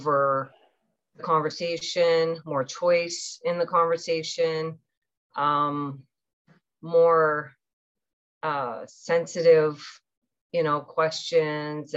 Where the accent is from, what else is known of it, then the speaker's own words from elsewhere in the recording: Newfoundland and Labrador, Canada; moved away; also born or lived in Toronto; my mom was still in Newfoundland with us. So we lived with my grandmother and John